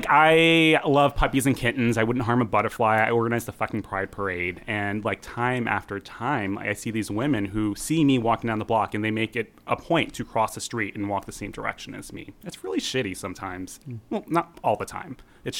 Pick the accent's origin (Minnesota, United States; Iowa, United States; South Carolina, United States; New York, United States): New York, United States; now in Seattle, United States; I grew up in New York